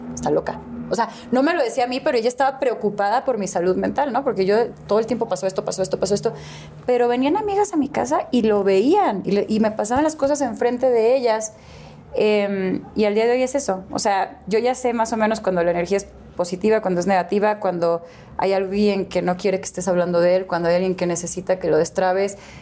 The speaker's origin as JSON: {"language": "Spanish", "town": "Guadalajara", "region": "Jalisco", "country": "Mexico", "tie": "born or raised there", "also_born_or_lived": "Houston, Texas, United States", "said": "nací em, en Houston, pero me crié en Guadalajara"}